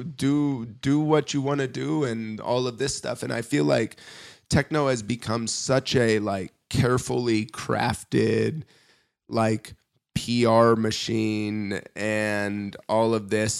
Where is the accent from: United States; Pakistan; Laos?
United States; Indiana; moved away as an adult; now in Germany; growing up in Indiana